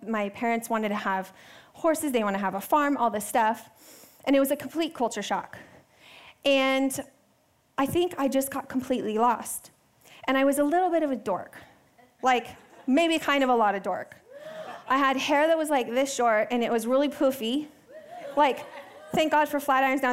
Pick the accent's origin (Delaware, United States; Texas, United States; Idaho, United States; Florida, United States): Texas, United States; moved away; I grew up in Texas. I love Texas. Um, and I lived in a pretty big city uh, until middle school